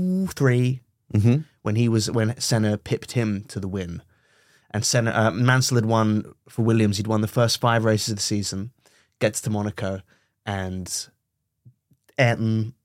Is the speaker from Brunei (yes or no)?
yes; Brunei; Oh, I mean, I grew up in Brunei.